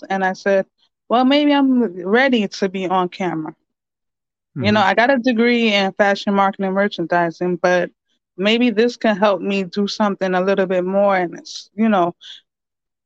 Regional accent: New York City, New York, United States; also born or lived in Queens; been growing up in the Bronx all my life. I just finally moved out to Queens.

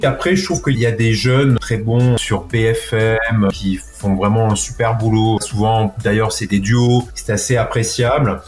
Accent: Villeneuve-sur-Lot, Nouvelle-Aquitaine, France; moved away; also born or lived in Monflanquin; je suis né à Villeneuve-sur-Lot et mes parents habitent un village qui s'appelle Montflanquin

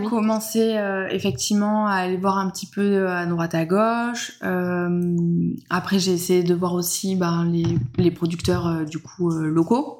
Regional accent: Alpilles, Provence-Alpes-Côte d'Azur, France; moved away as an adult; now in Cucuron, France; je suis pas originaire du coup de Cucuron, je viens plutôt du côté des Alpilles

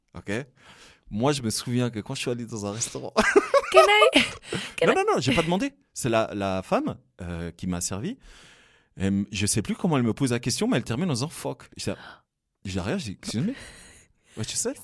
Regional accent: Fribourg, Switzerland; je suis originaire de Fribourg

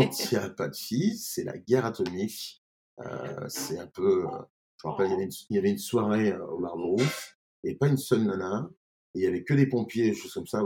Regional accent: Grenoble, Auvergne-Rhône-Alpes, France; also born or lived in Paris; now in Beaune, France; je suis grenoblois au départ

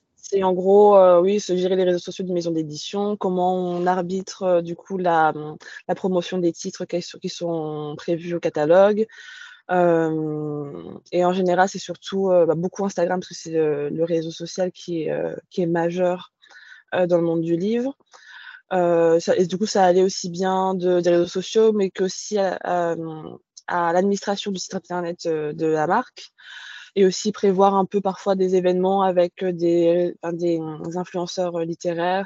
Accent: countryside near Orléans, Centre-Val de Loire, France; moved away as an adult; also born or lived in Paris / Bordeaux region; je suis née à Paris, mais j'y ai pas grandi. J'ai grandi à la campagne vers Orléans

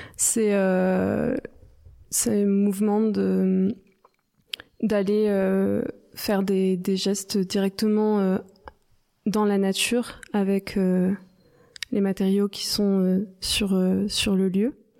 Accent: Provence-Alpes-Côte d'Azur, France; je viens des Hautes-Alpes

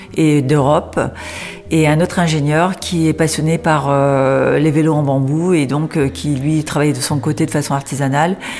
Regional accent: Beauvais, Hauts-de-France, France; je suis native de Beauvais, donc je suis picarde

